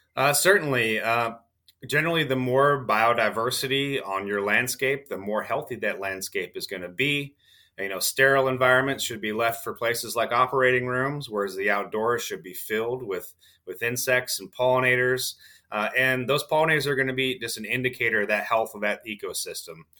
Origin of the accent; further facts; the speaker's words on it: Southwest Michigan, United States; moved away as an adult; also born or lived in Kentucky; as a child, I grew up in Southwest Michigan